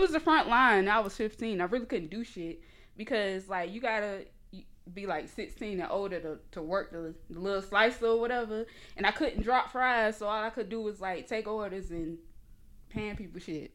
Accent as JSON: {"language": "English", "area": "small area outside Jacksonville", "region": "Florida", "country": "United States", "tie": "born or raised there", "accent": "Geechee", "moved": "yes", "lives_now": "Atlanta, United States"}